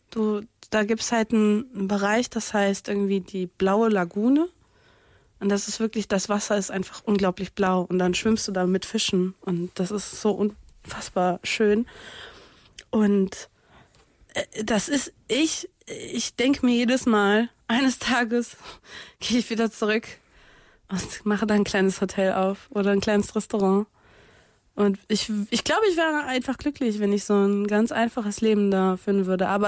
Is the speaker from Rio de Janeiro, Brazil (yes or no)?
yes; Niterói, Rio de Janeiro, Brazil; German is a second language; ich komme ja aus Brasilien, ich komme aus äh, Niterói, das ist eine Nachbarstadt von Rio und äh, ich habe da mehrere Jahre lang gelebt